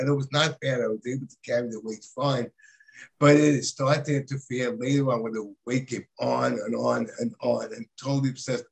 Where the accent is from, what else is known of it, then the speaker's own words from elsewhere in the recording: New York City, New York, United States; I am actually from New York City